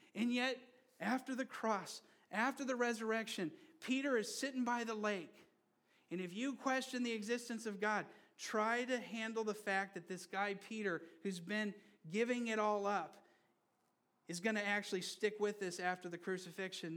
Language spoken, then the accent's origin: English; Brazil; moved away; I grew up in Brazil. And I grew up under a military government for a while